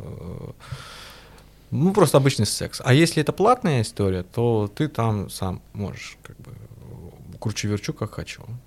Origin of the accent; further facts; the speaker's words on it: Russia; я из России